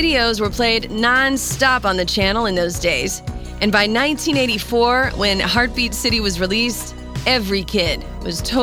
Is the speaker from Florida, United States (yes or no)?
no; North Carolina, United States; my hometown in North Carolina